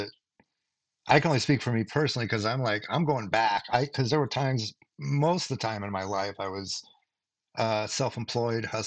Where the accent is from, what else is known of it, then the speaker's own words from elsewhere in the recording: Boise, Idaho, United States; moved away as an adult; also born or lived in Los Angeles / Seattle; Here, Boise, Idaho. I've been all my entire life